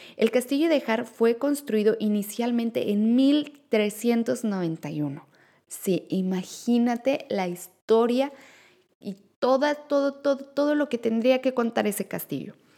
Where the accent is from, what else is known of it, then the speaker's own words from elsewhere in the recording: Mexico; now in Netherlands; somos mexicanos